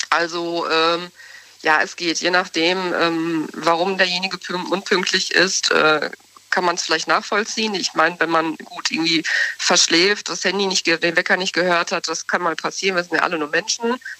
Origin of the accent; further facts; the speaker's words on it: Soest, North Rhine-Westphalia, Germany; Ich komme aus Soest, aus Westfalen, Soest.